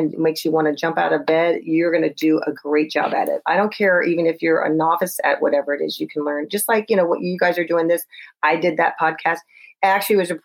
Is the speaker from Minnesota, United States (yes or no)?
no; Texas, United States; moved away; because I was from Texas